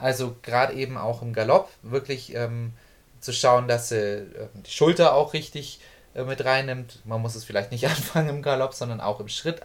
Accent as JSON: {"language": "German", "country": "Germany", "said": "bei uns in Deutschland"}